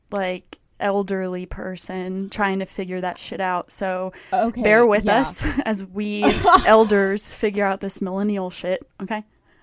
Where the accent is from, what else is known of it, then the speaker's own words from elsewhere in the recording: Texas, United States; I'm from Texas. Not Michigan.